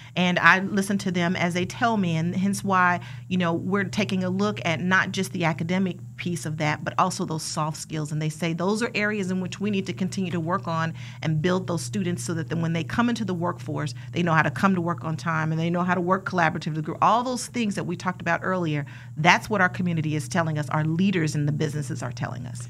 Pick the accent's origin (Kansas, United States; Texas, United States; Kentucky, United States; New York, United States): Kansas, United States; Wichita; I was born and raised here in Wichita, Kansas